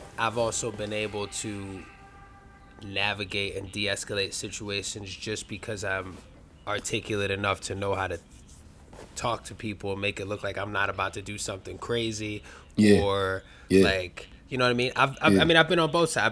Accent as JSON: {"language": "English", "town": "New York City", "region": "New York", "country": "United States", "tie": "born or raised there", "said": "I grew up in Bronxdale Projects my whole life"}